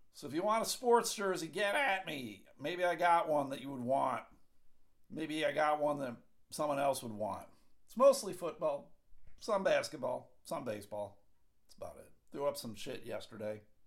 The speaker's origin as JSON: {"language": "English", "town": "Buffalo", "region": "New York", "country": "United States", "tie": "born or raised there", "moved": "yes", "said": "I grew up right outside of Buffalo, New York"}